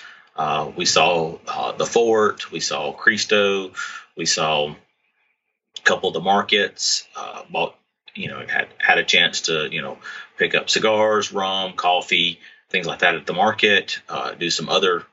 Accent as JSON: {"language": "English", "region": "Alabama", "country": "United States", "said": "I was from Alabama"}